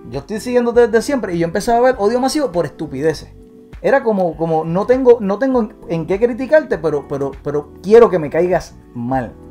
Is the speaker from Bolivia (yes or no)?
no; Puerto Rico; porque yo soy boricua